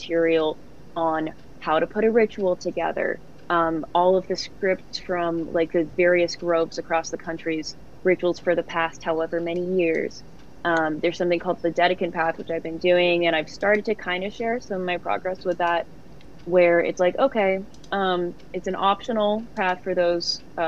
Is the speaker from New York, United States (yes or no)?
no; Los Angeles, California, United States; I'm from Los Angeles